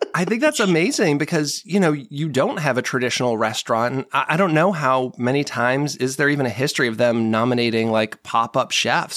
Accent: Marlborough, Massachusetts, United States; moved away as an adult; I grew up in Marlboro, Mass

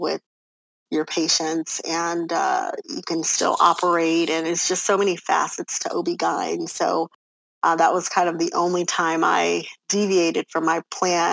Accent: Los Angeles, California, United States; moved away as an adult; now in Texas, United States; I come from Los Angeles, California, born and raised, the middle child of 11 children

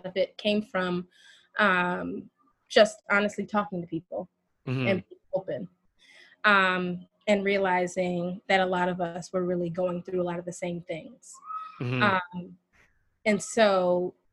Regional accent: North Carolina, United States; moved away as an adult; now in New York, United States; I am originally from North Carolina, and I've been in New York a little over 10 years

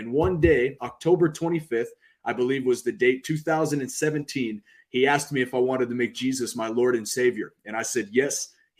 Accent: Alaska, United States; also born or lived in California / Hawaii; But I actually grew up in Alaska. I grew up in California. I grew up in Hawaii. I grew up moving like crazy.

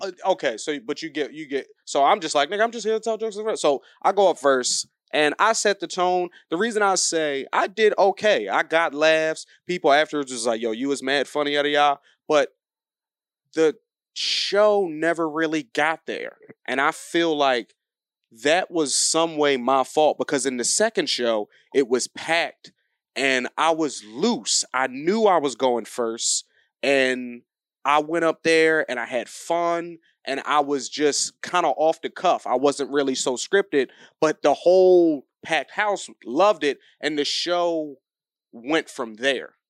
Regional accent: New Jersey, United States; moved away; I'm from New Jersey. I flew home over the holidays

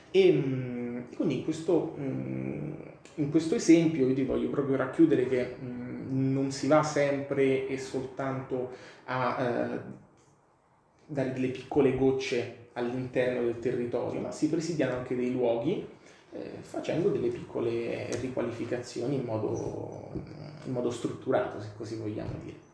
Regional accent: Rome, Lazio, Italy; io vengo dalla Maiana

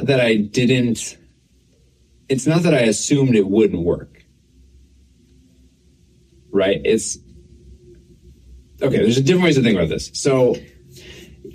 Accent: Scotia, New York, United States; I grew up in Scotia

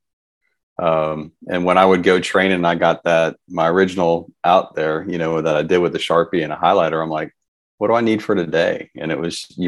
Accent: Alabama, United States; the North American meet being in my home state, the powerlifting community here is awesome in our state

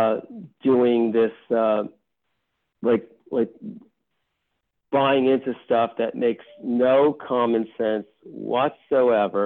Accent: New York, United States; I'm from the Bronx

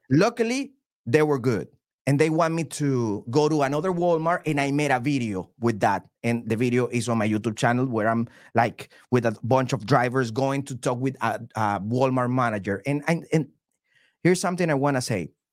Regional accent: Venezuela; English is a second language; now in United States; I'm from Venezuela

